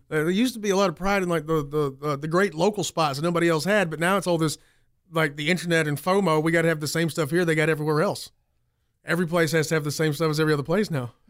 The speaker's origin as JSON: {"language": "English", "town": "Greenville", "region": "South Carolina", "country": "United States", "said": "I'm from Greenville"}